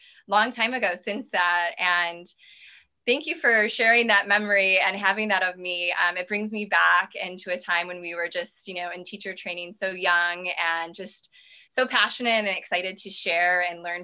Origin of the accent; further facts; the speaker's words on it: Midwest, United States; I come from the Midwest, and I come from a place of, you know, we didn't eat so great growing up.